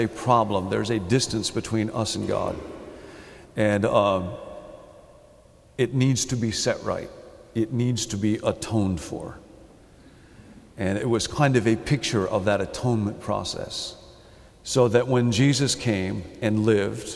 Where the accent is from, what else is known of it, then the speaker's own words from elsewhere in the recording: Chicago, Illinois, United States; I come from Chicago